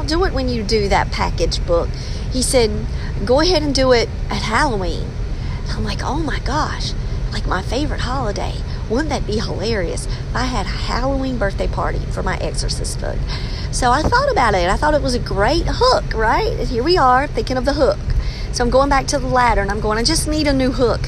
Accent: England, United Kingdom; I'm English

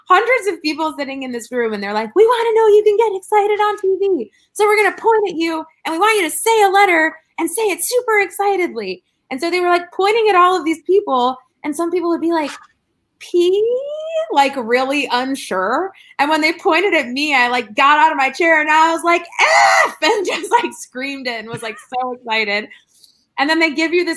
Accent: Chicago, Illinois, United States; moved away as an adult; now in Los Angeles, United States; my brother lives in my hometown still in Chicago

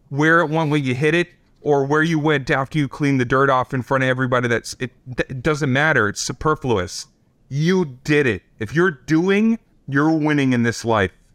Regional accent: Boston, Massachusetts, United States; I'm the kid from Boston

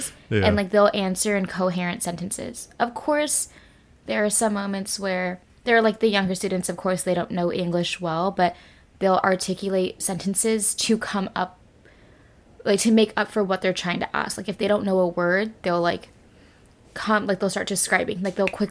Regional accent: California, United States; accent: Californian; moved away as an adult; now in South Korea; my accent is very, like, Californian

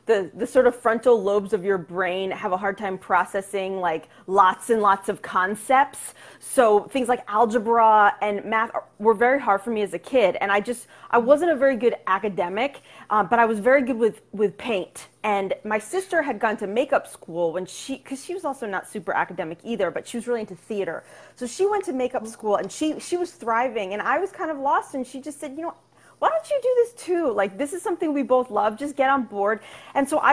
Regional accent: Dobbs Ferry, New York, United States; also born or lived in Manhattan, New York; now in Brooklyn, United States; I grew up in Westchester, New York, in Dobbs Ferry, from about kindergarten to senior year.

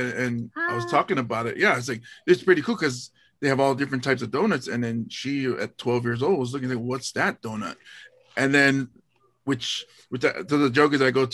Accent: Hawaii, United States; in Hawaii, we're removed from Washington D.C. You know, we're the furthest state from it

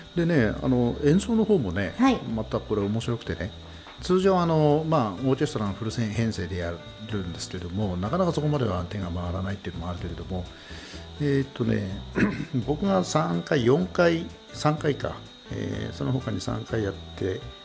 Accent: Tomakomai, Hokkaido, Japan; also born or lived in Sapporo / Tokyo; 苫小牧生まれ、苫小牧育ちなんですよ

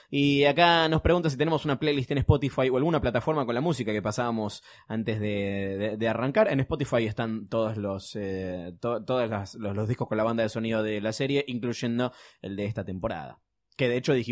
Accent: Sonora, Mexico; soy de Sonora, México. Lo sigo desde hace dos años

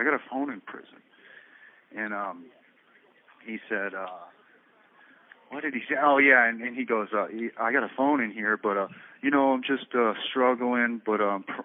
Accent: Florida, United States; I was from Florida

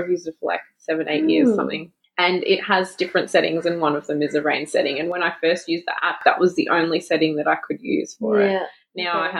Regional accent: Victoria, Australia; moved away; because I grew up in Victoria, we had rainy days all the time.

